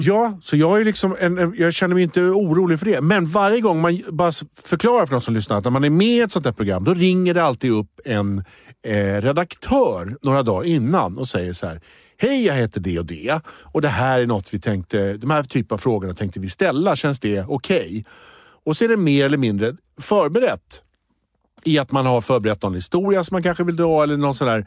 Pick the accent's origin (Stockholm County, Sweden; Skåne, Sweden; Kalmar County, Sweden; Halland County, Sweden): Stockholm County, Sweden; Rosersberg; jag är från Rosersberg